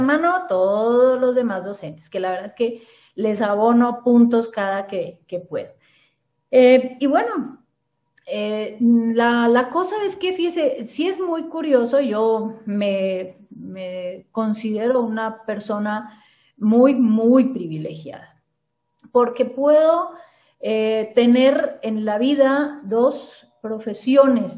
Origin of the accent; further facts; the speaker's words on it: Cali, Valle del Cauca, Colombia; moved away as an adult; now in Mexico; yo soy originaria de Cali, la ciudad de Cali en Colombia.